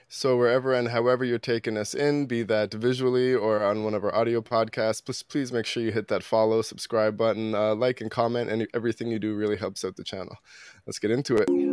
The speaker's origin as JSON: {"language": "English", "town": "Toronto", "region": "Ontario", "country": "Canada", "tie": "born or raised there", "said": "I grew up in Toronto. I grew up in North York."}